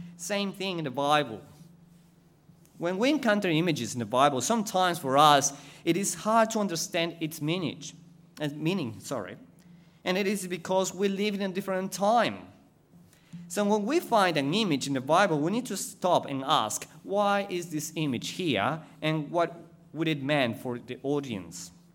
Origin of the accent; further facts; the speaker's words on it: Ecuador; English is a second language; moved away as an adult; now in Australia; I was going to go back to Ecuador